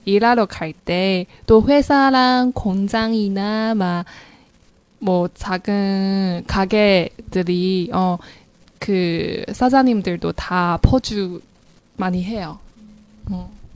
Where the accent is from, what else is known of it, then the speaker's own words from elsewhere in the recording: Hangzhou, Zhejiang, China; Korean is a second language; moved away as an adult; now in South Korea; 항저우로 돌아가고 가족들과 같이 지내죠.